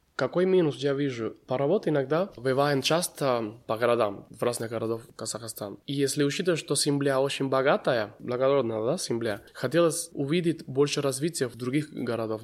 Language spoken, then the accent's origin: Russian; Cuba; Russian is a second language; moved away as an adult; now in Kazakhstan; Я уже не могу говорить, что я только кубинец. Да, я и казахстанец